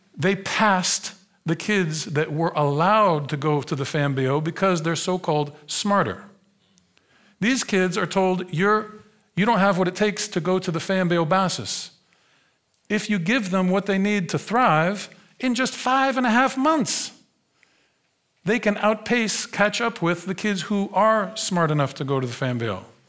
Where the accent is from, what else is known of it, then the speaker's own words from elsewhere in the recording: United States; moved away as an adult; now in Netherlands; I grew up in the United States. I was born in nineteen seventy in a different America